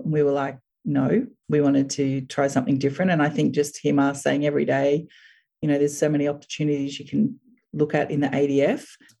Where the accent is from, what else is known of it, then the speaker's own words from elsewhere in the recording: Brisbane, Queensland, Australia; also born or lived in Townsville / Melbourne; Born in Brisbane. Grew up in a pretty normal household on the north side of Brisbane. Pretty active lifestyle growing up. Went to primary school and high school there, university in Queensland.